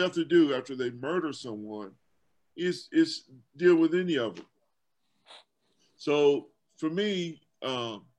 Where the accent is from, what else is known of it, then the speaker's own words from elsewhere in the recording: Louisville, Kentucky, United States; the guys that I grew up around in Louisville, Kentucky